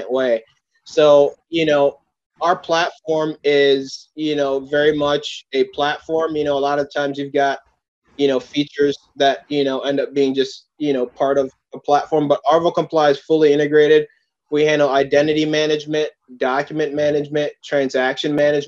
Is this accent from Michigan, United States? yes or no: no; Oakdale, Minnesota, United States; also born or lived in New York; was raised in a suburb of St. Paul, Oakdale, Minnesota